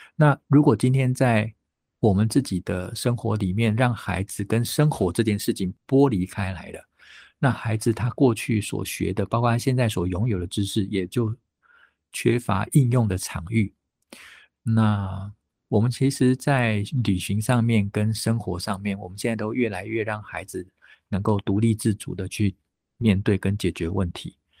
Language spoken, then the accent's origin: Chinese; Taipei, Taiwan; 我其实小学念书的时候就在台北哦。那当时住在北投，北投不像现在北投很，很，已经很，盖很多房子哦。那个时候的北投还是非常日式情调的北投，都还有很多温泉旅社，有很多日本时代的木头跟石头所盖的日式的房子哦。那我自己成长的那个小村子呢，就叫做崎岖新村